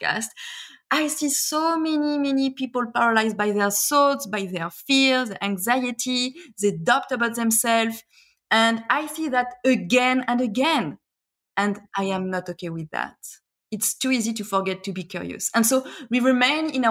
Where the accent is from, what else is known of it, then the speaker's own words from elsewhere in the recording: France; moved away as an adult; also born or lived in Shanghai, China; now in Australia; I left France and expatriated in China, as you mentioned, in Shanghai